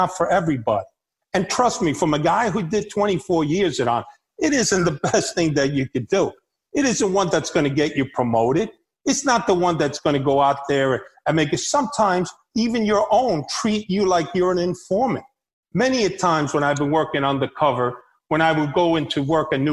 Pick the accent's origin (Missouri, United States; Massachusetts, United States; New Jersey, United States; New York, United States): New York, United States; New York City; also born or lived in Havana, Cuba; I grew up in the streets of New York. I grew up in the Bronx